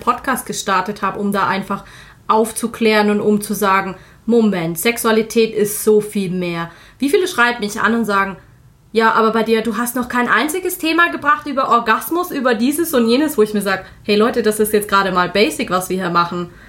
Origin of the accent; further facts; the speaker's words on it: Germany; bei uns ist es genauso in Deutschland